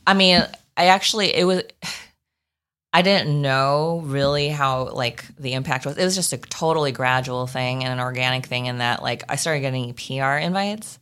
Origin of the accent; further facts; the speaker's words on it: New Berlin, Wisconsin, United States; moved away; I'm from Wisconsin